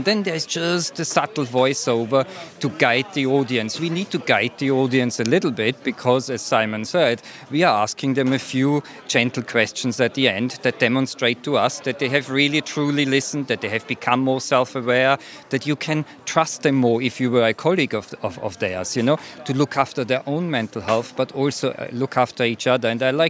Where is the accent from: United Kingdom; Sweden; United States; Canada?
United Kingdom; Sheffield, Yorkshire and the Humber; I'm from Sheffield, actually, originally.